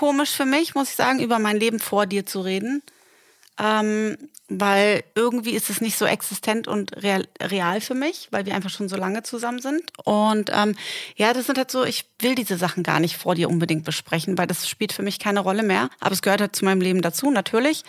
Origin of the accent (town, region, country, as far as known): Delmenhorst, Lower Saxony, Germany; born or raised there; moved away as an adult; also born or lived in Hamburg / Berlin; now in Dubai, United Arab Emirates